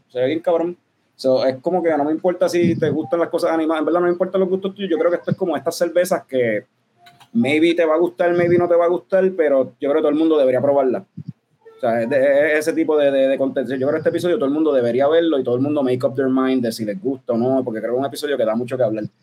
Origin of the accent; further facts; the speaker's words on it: Puerto Rico; nosotros somos puertorriqueños